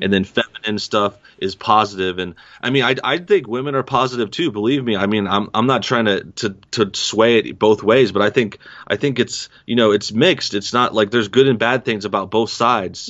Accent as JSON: {"language": "English", "town": "East St. Louis", "region": "Illinois", "country": "United States", "tie": "born or raised there", "also_born_or_lived": "Los Angeles", "moved": "yes", "said": "I'm from, uh, East Saint Louis, Southern Illinois area"}